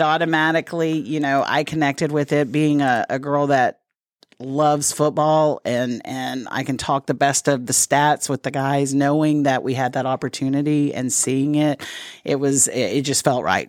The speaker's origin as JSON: {"language": "English", "town": "Dallas", "region": "Texas", "country": "United States", "tie": "born or raised there", "moved": "as an adult", "lives_now": "Corpus Christi, United States", "said": "I was raised in the Dallas-Fort Worth area"}